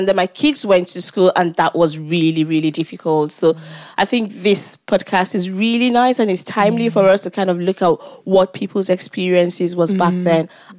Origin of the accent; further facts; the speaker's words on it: Nigeria; moved away as an adult; I grew up in Nigeria